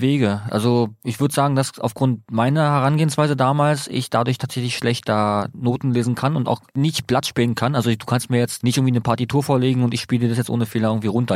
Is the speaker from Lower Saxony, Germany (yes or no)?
no; Berlin, Germany; weil ich komme ja aus dem Bezirk Marzahn-Hellersdorf